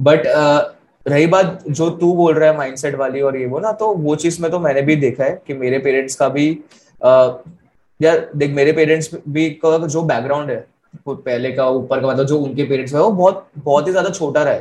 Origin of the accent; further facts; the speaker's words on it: Ahmedabad, Gujarat, India; also born or lived in Delhi / Karnal; मेरा बचपन अलग अलग सिटीज में बीता मतलब मेनली अहमदाबाद दिल्ली ये वो ऐसा ठीक है करनाल में था मैं पहले